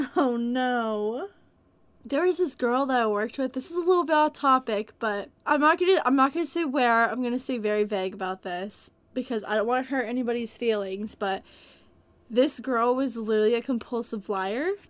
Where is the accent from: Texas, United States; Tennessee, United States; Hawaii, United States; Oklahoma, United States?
Texas, United States; I come from Texas, and we get tornadoes here sometimes